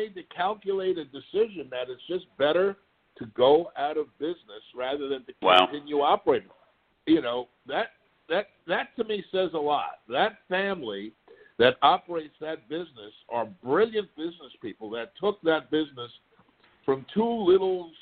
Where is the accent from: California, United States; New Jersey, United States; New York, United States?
New York, United States; my hometown of New York